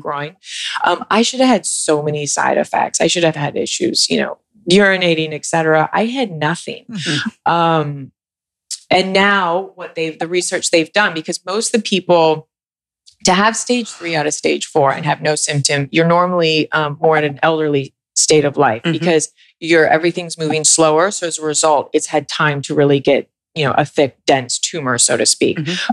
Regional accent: New York, United States; I'm from New York

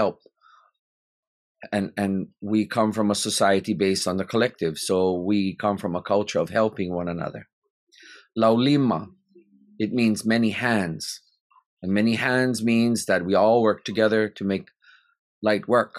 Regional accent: Hawaii, United States; As Kanaka, as a Hawaiian

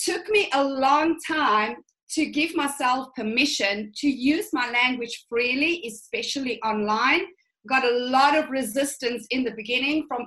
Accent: South Africa; I come from a really conservative upbringing. So I'm from the Afrikaans culture

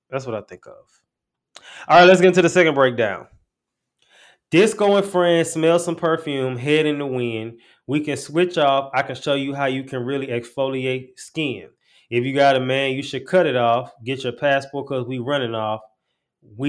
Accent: St. Louis, Missouri, United States; I'm from St. Louis

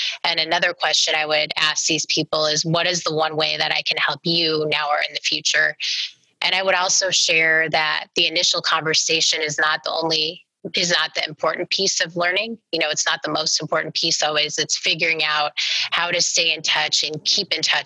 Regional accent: Omaha, Nebraska, United States; I'm from Omaha

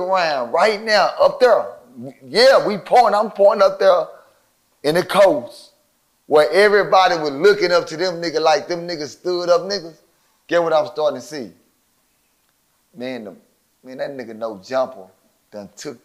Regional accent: Dallas, Texas, United States; I'm from Dallas

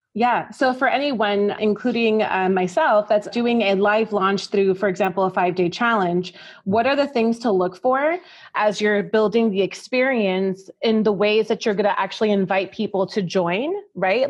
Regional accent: New York, United States; now in Texas, United States; I'm from New York

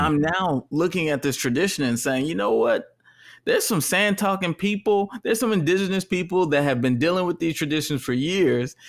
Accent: Texas, United States; now in California, United States; the culture I came from is a straight culture and I'm from Texas

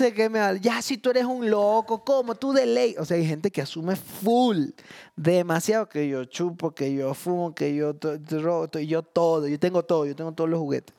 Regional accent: Guayaquil, Guayas, Ecuador; also born or lived in Long Island, New York; yo llegué de Long Island a Guayaquil

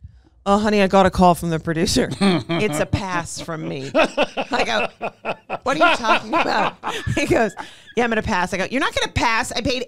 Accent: Montreal, Quebec, Canada; born or raised there

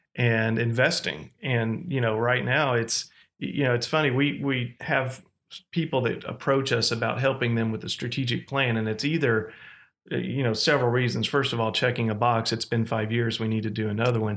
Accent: Fayetteville, Arkansas, United States; moved away as an adult; also born or lived in Oklahoma; Fayetteville, Arkansas, which was my hometown

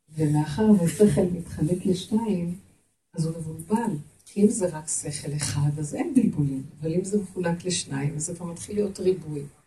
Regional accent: Jerusalem, Jerusalem District, Israel; אני ירושלמית

